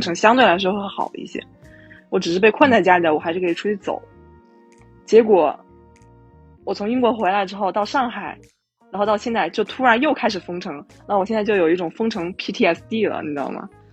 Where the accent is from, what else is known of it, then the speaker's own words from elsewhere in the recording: Wuhan, Hubei, China; 首先我是武汉人，一九年年底的时候